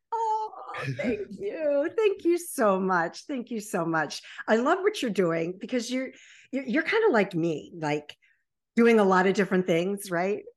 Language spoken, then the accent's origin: English; Baltimore Annapolis area, Maryland, United States; also born or lived in Virginia Beach, Virginia; I was born in Virginia Beach and raised in the Baltimore Annapolis area